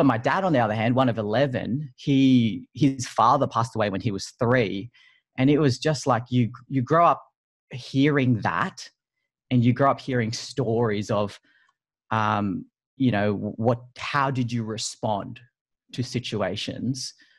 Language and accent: English; Sydney, New South Wales, Australia; I'm from Sydney